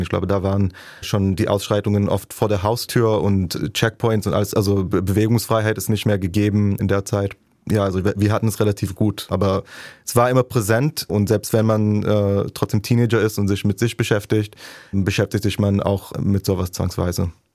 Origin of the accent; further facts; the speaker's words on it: Jerusalem, Jerusalem District, Israel; German is a second language; moved away as an adult; now in Leipzig, Germany; in Jerusalem, meiner Heimatstadt, also auch auf Buslinien, die ich äh, zur Schule benutzt habe